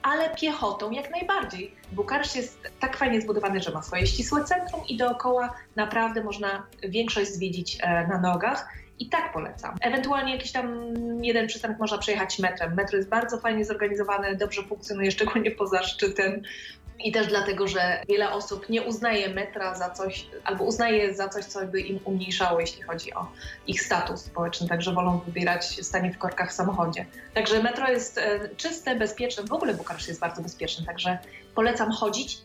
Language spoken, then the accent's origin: Polish; Poland; now in Romania; skąd jestem i się dowiadują, że z Polski